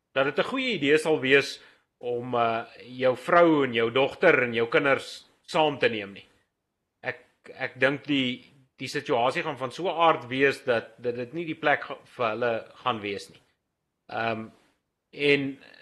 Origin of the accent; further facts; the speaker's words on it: Wild West Rand, Gauteng, South Africa; Ek kom hier van die Wille Wesrand af